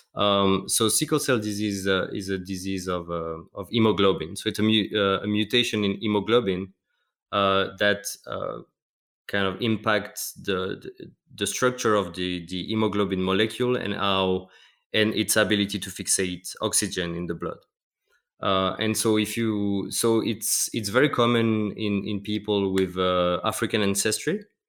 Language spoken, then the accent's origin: English; Metz, Grand Est, France; moved away as an adult; now in Basel, Switzerland; I work m, in a small town called Metz, close to Luxembourg, so, yeah, north, northeast of France.